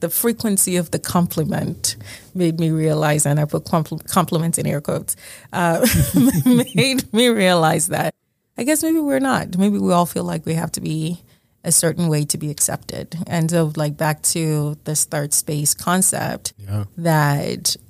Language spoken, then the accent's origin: English; Nigeria; moved away; I was born and raised in Nigeria